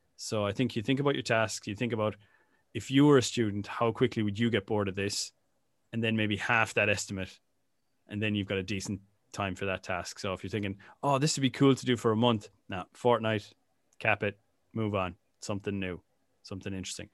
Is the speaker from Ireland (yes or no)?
yes; Ireland; growing up in Ireland in the 90s